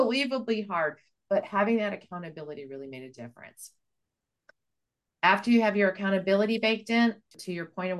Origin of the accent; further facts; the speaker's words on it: Midwest, United States; also born or lived in the South; I'm from the Midwest, or I'm actually Southern, but raised in the Midwest